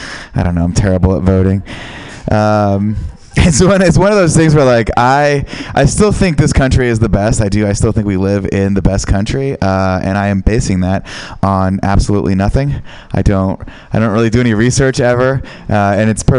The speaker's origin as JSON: {"language": "English", "town": "San Francisco", "region": "California", "country": "United States", "said": "I am from San Francisco"}